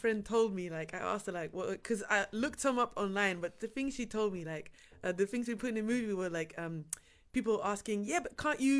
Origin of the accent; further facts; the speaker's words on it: Kalmthout, Flanders, Belgium; Yes, I'm mixed. Yes. And I grew up actually in Kalmthout, which is a small village.